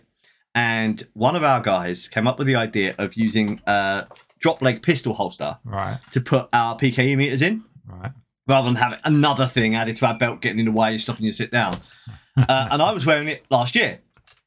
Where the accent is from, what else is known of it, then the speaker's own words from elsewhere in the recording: United Kingdom; I'm British.